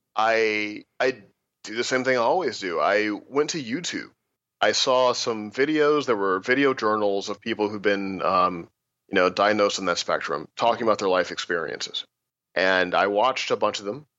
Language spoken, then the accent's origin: English; Missouri, United States; I was a scholarship kid to a pretty uh, rich kid high school growing up in Missouri